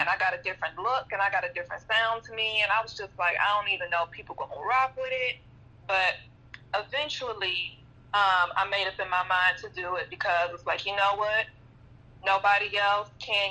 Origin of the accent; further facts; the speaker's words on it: Dallas, Texas, United States; I am from Dallas, Oak Cliff, Texas, born and raised.